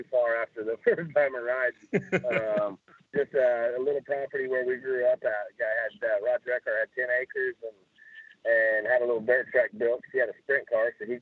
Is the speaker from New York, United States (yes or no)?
no; Broken Arrow, Oklahoma, United States; also born or lived in Tulsa, Oklahoma; grew up in Broken Arrow. We moved out of Tulsa and lived in Broken Arrow for quite a few years, and now I'm back in Tulsa